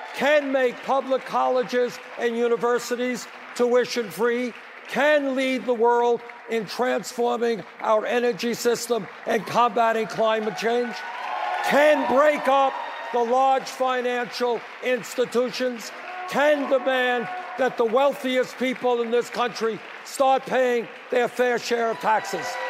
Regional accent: New York City, New York, United States; I grew up in Brooklyn, New York

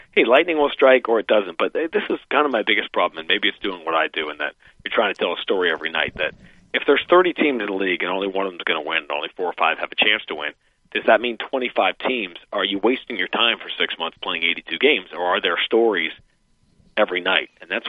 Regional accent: New York, United States; moved away; I'm a New Yorker. I grew up in New York

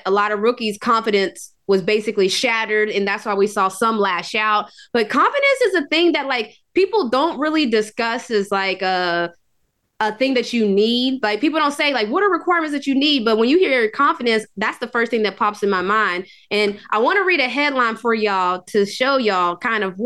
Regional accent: West Virginia, United States; now in Atlanta, United States; I was born and raised in West Virginia. This is home now.

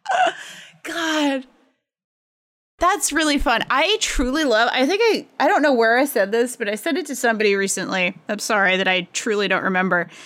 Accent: Pawtucket, Rhode Island, United States; my hometown, uh, the Pawtucket Red Sox, uh, Check It, Rhode Island

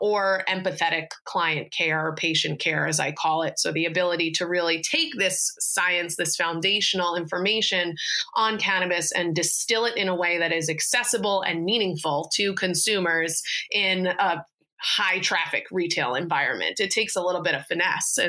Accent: New York, United States; moved away as an adult; now in Portland, United States; moved back home to New York for the summer because I'm from New York

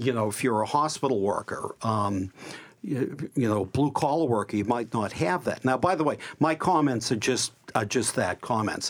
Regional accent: Boston, Massachusetts, United States; also born or lived in Brighton, Boston / Jamaica Plain, Boston; I grew up in Dorchester and now live in Jamaica Plain

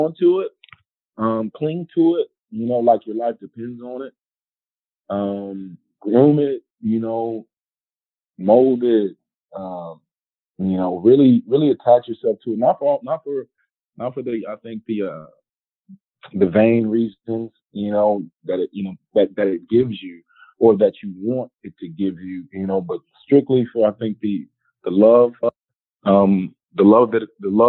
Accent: Houston, Texas, United States; moved away; I'm from Houston originally

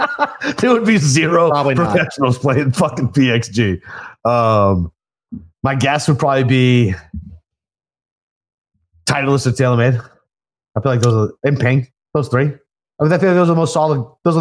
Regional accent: Northeast, United States; we're from the Northeast.

